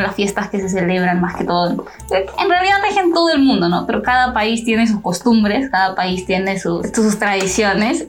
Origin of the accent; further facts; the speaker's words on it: Honduras; yo soy hondureña